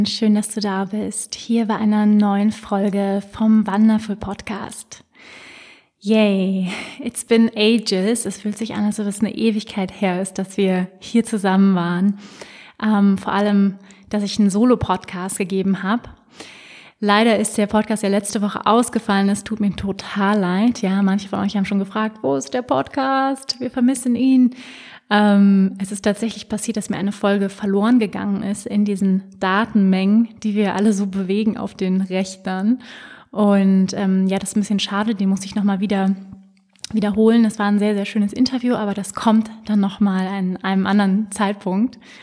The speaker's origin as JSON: {"language": "German", "region": "Hamburg", "country": "Germany", "tie": "born or raised there", "moved": "yes", "lives_now": "Lake Starnberg, Germany", "said": "Ich bin ja in Hamburg geboren. Es ist immer so ein bisschen nach Hause kommen"}